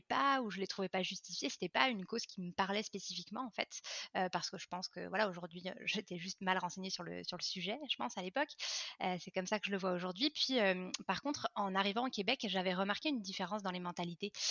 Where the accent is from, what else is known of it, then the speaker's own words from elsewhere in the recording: France; moved away as an adult; now in Montreal, Canada; je suis française d'origine mais je vis à Montréal depuis 9 ans